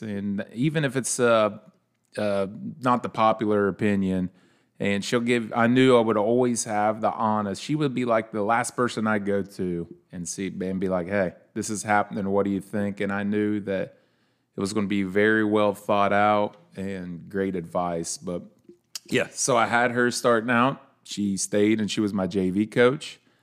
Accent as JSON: {"language": "English", "town": "Leesburg", "country": "United States", "tie": "born or raised there", "said": "growing up in Leesburg"}